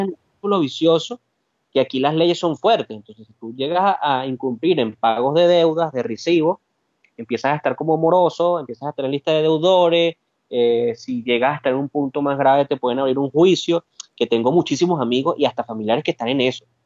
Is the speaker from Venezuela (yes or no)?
yes; Caracas, Capital District, Venezuela; moved away as an adult; now in Spain; De Caracas, oriundo de San José Cotiza